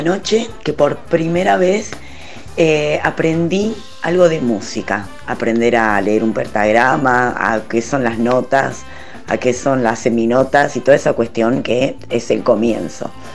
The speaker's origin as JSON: {"language": "Spanish", "area": "Floresta", "region": "Buenos Aires", "country": "Argentina", "said": "Soy hijo de Floresta."}